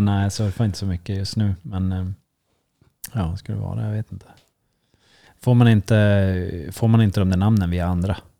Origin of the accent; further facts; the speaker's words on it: Sweden; det är jag som är svensk